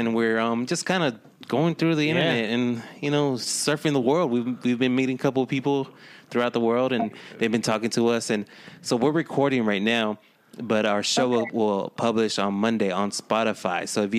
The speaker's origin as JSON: {"language": "English", "region": "Texas", "country": "United States", "said": "We're from Texas, but you know our parents are from Mexico"}